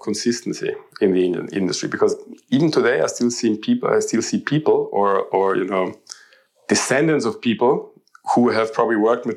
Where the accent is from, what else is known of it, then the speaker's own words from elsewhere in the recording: Austria; moved away; I'm originally from Austria.